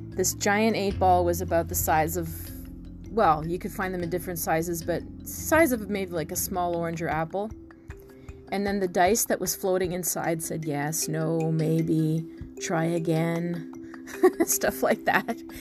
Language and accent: English; near Toronto, Ontario, Canada; I grew up near Toronto